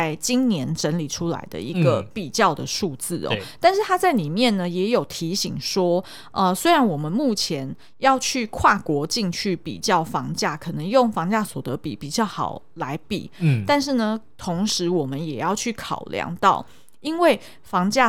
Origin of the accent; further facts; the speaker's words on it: Taipei, Taiwan; 虽然看人家香港人很可怜，但事实上我们台北人也是